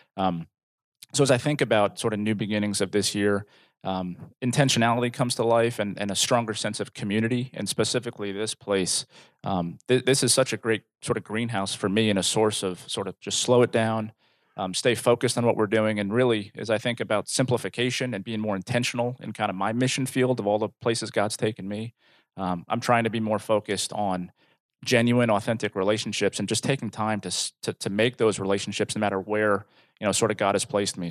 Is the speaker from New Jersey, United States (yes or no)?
yes; New Jersey, United States; moved away as an adult; now in Rogers, United States; I'm originally from New Jersey